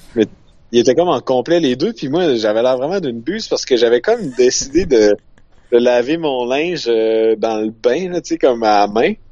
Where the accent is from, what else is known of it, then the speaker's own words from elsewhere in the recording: Quebec, Canada; je venais du Canada, tu sais, oh, du Québec